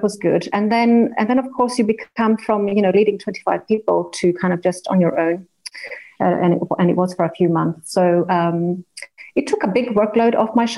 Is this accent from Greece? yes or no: yes; Greece; moved away; also born or lived in Australia; I was born in Australia and grew up in Greece. My parents are Greek